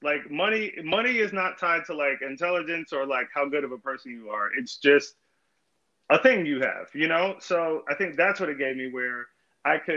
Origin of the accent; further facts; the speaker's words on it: Virginia Beach, Virginia, United States; I grew up in Virginia Beach, Virginia